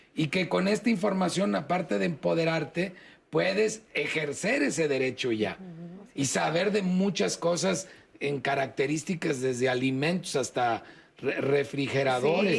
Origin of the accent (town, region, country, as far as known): Mexico